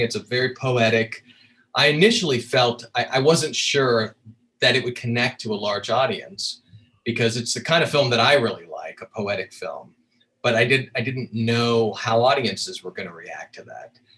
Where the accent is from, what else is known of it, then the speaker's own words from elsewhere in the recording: Colorado, United States; I grew up in Colorado